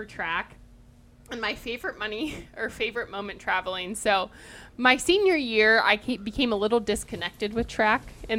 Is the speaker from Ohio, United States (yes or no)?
yes; Ohio, United States; so we're all from Ohio.